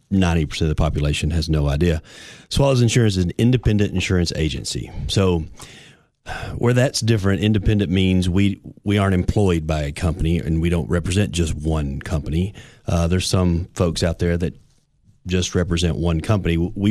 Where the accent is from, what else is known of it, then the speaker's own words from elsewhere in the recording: Livingston, Tennessee, United States; now in Cookeville, United States; Yeah, we're originally from Livingston.